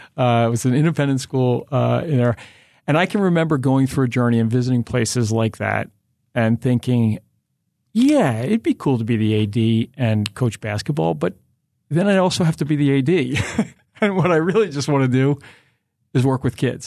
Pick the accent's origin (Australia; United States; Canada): United States; Philadelphia, Pennsylvania; growing up in Philly